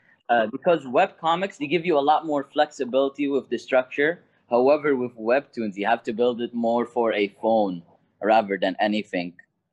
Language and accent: English; Kuwait; Oh, I'm Kuwaiti.